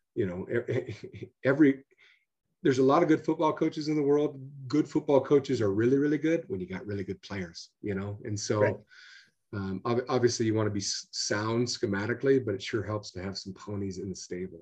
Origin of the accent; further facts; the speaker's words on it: Spokane, Washington, United States; also born or lived in Colorado; now in Montana, United States; I'm from Spokane